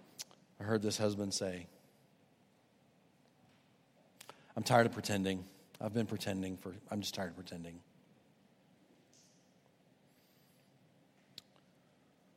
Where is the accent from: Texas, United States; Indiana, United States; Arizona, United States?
Texas, United States; Houston; now in Charleston, United States; Houston has been on my mind lately. That's my hometown